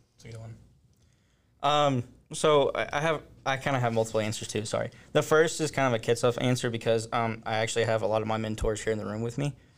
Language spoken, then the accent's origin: English; Forney, Texas, United States; I grew up in Forney